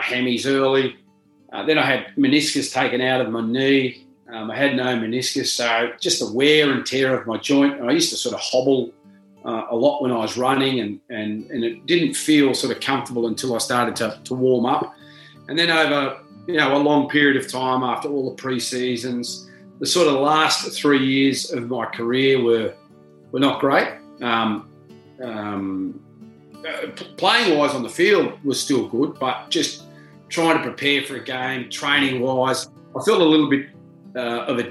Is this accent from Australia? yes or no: yes; Junee, New South Wales, Australia; moved away; When I left Junee, I never thought that would have been a possibility. I grew up there